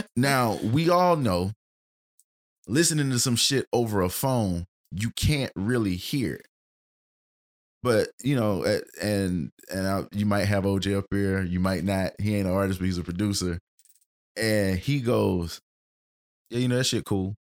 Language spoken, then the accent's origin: English; United States; we grew up in Middletown Manor